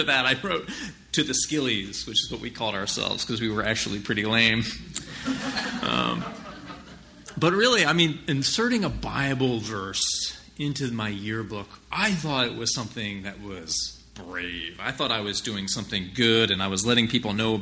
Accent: New Jersey, United States; I'm just from New Jersey

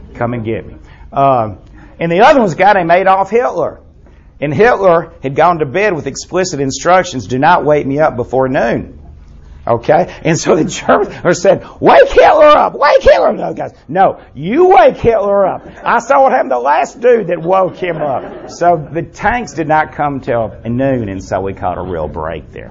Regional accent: United States; I'm an American

